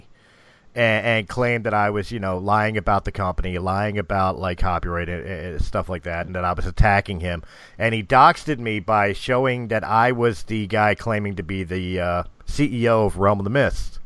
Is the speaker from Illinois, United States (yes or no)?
no; Philadelphia, Pennsylvania, United States; accent: Philadelphian; I'm Philadelphia